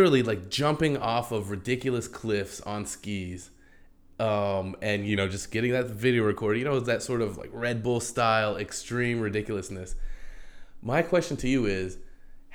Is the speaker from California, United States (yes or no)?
no; New Mexico, United States; now in New York City, United States; my home state of New Mexico